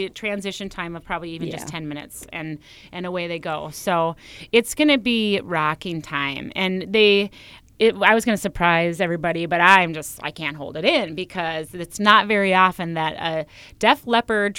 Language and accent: English; Pequot Lakes, Minnesota, United States; I'm from Pequot